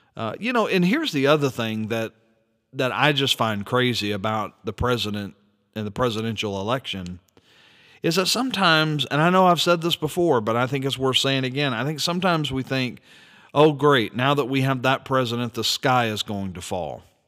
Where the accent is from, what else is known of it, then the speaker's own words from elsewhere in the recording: United States; as an American citizen